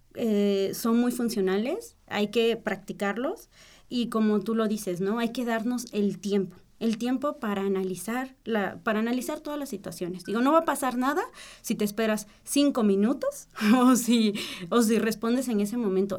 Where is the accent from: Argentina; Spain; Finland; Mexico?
Mexico; nosotros como mexicanos